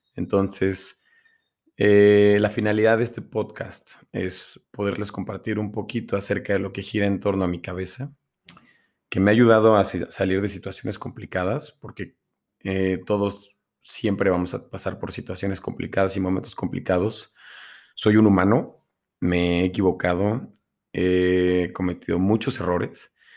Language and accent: Spanish; Mexico City, Mexico; moved away as an adult; now in Puebla, Mexico; Nací en la Ciudad de México hasta los 18 años, casi 19, y me vine a Puebla. Actualmente vivo y radico aquí